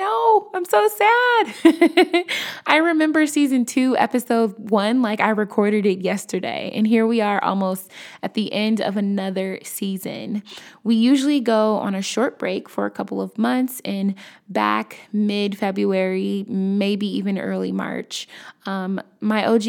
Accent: Chicago, Illinois, United States; I'm from Chicago

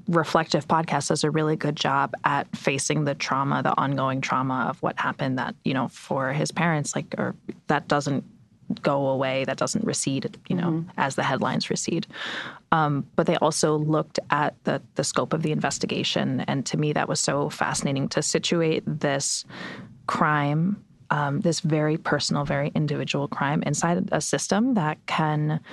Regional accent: United States; as an American

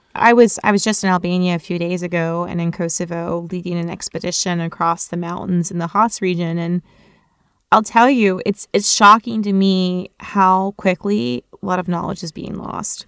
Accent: Florida, United States; as a kid growing up in Florida

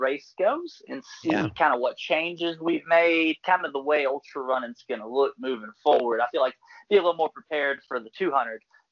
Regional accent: Louisiana, United States; Growing up in Louisiana, we're at sea level

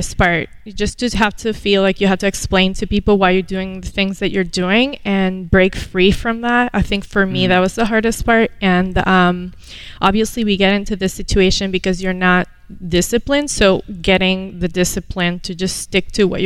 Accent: Venezuela; moved away as an adult; now in United States; I was born here, moved to Venezuela when I was 7, and came back at the age of 19, ready for college

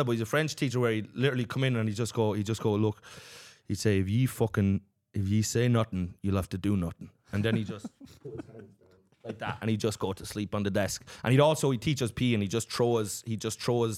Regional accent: Kilkenny, Leinster, Ireland; my hometown in Kilkenny

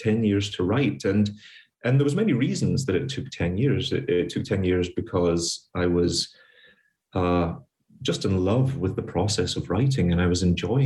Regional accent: Glasgow, Scotland, United Kingdom; moved away as an adult; now in New York, United States; I grew up in poverty in Scotland during the Thatcher years

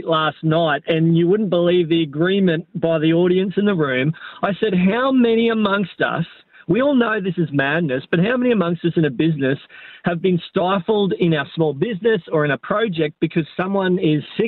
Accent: Nowra, New South Wales, Australia; moved away as an adult; now in Yeppoon, Australia; was born in Nara

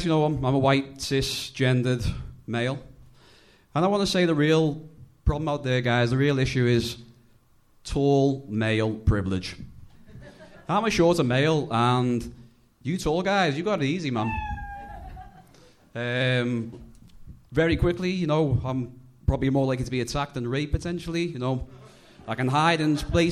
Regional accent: Liverpool, North West England, United Kingdom; accent: Scouse; I'm from Liverpool. I'm Scouse, so I'm going to slow my speech down

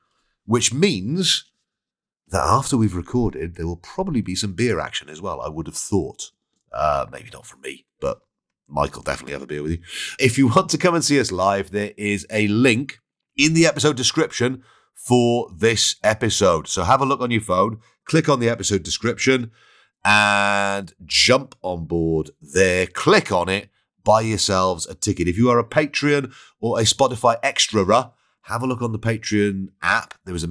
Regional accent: Wales, United Kingdom; I'm Welsh, mate.

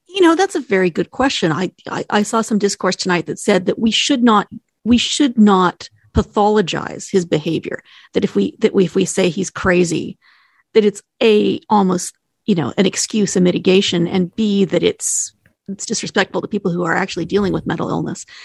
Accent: Edmonton, Alberta, Canada; I am an Edmontonian

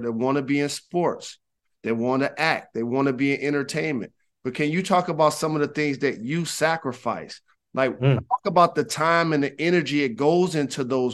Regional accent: Detroit, Michigan, United States; I'm from Detroit

